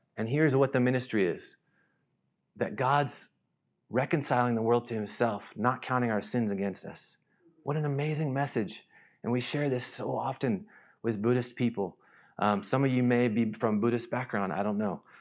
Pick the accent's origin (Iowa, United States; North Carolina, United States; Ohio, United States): North Carolina, United States; moved away as an adult; also born or lived in Nashville; now in Thailand; I grew up in North Carolina